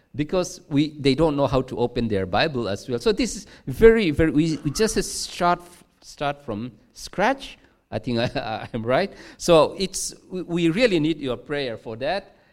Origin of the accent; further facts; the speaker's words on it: Mizoram, India; moved away as an adult; also born or lived in Nan, Thailand; now in Chiang Rai, Thailand; we are from Mizoram, uh, which is one of the state in India, in the northeast part of India